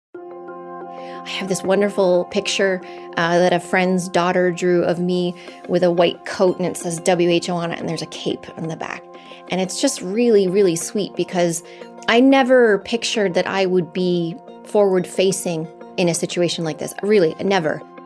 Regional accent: United States; I'm an American

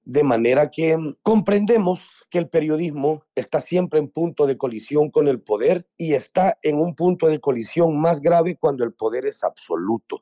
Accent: El Salvador

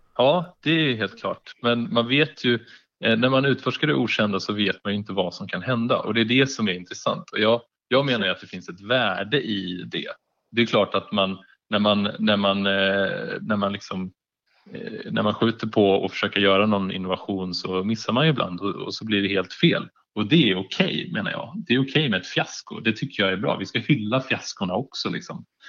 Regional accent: Järna, Stockholm County, Sweden; moved away; där jag kommer ifrån, i Järna utanför Stockholm

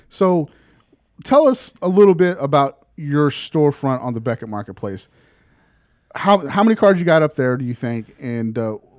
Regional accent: Texas, United States; I'm from Texas, right?

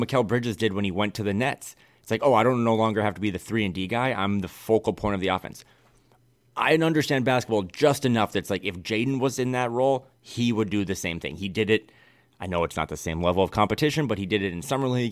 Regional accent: Midwest, United States; now in West Coast, United States; I am a Midwesterner through and through. I love my home state and my home region

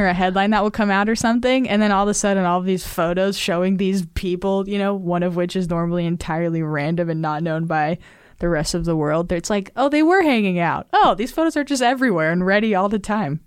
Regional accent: Nevada, United States; Nevada, my home state

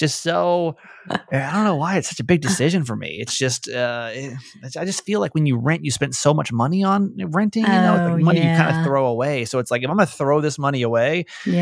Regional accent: Georgia, United States; now in Maryland, United States; I grew up in Georgia

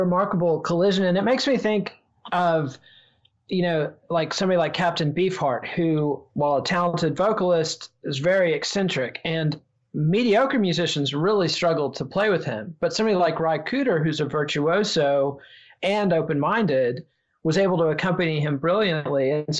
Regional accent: Borger, Texas, United States; NWA was the first black group that really broke through with the white kids in my hometown of Borger, Texas in the late 80s.

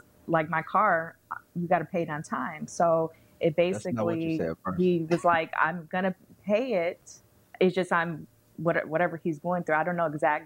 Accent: Chicago, Illinois, United States; moved away as an adult; I'm from Chicago. I have family in Chicago

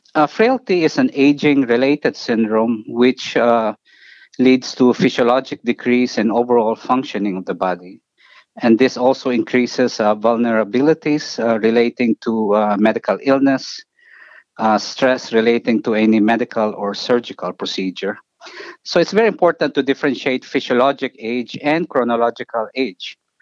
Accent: Philippines; moved away as an adult; also born or lived in New York, United States; now in Cleveland, United States; I grew up in, uh, in the Philippines and I actually finished medical school there

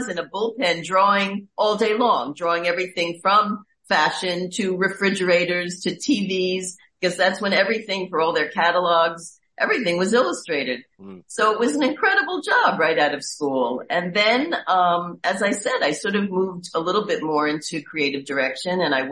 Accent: New York City, New York, United States; I am from Queens. I'm a borough girl.

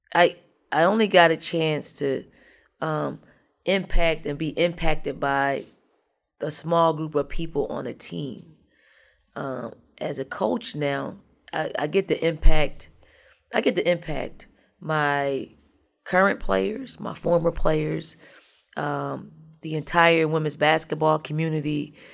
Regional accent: Philadelphia, Pennsylvania, United States; moved away as an adult; now in South Carolina, United States; I, I am from North, I'm from the projects of North Philly.

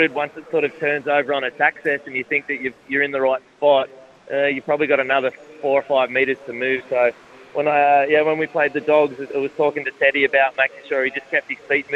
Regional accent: Sydney, New South Wales, Australia; I grew up in Sydney and grew up around rugby league

